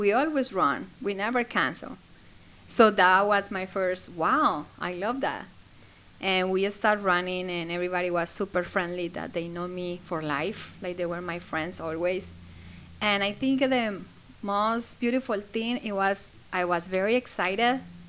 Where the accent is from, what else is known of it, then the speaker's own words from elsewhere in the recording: Colombia; English is a second language; moved away as an adult; also born or lived in Florida, United States; now in West Virginia, United States; I'm from Colombia. I used to live in Florida. I lived there for 15 years. And then I moved here to West Virginia with my husband and my two kids.